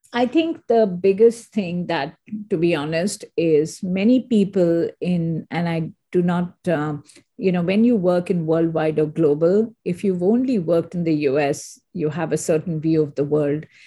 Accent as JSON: {"language": "English", "country": "India", "also_born_or_lived": "Singapore / Hong Kong / Geneva", "moved": "as an adult", "lives_now": "United States", "said": "I am an Indian, and I totally always believe uh, India is my country"}